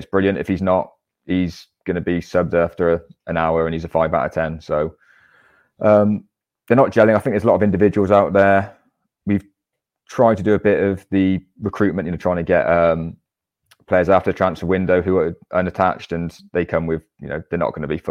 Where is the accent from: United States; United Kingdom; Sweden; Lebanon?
United Kingdom; Gloucester, South West England; moved away; I'm from Gloucester originally, and I used to be involved at Gloucester City